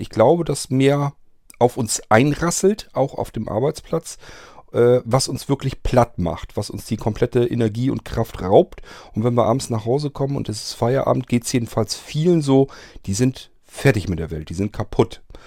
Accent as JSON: {"language": "German", "country": "Germany", "tie": "born or raised there", "said": "Ich bin nicht in der DDR groß geworden"}